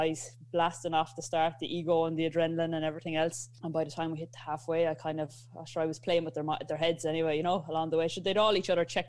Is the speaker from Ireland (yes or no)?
yes; Ballina, Connacht, Ireland; I'm actually living along the Wild Atlantic Way. It's where I grew up in Ballinan, County Mayo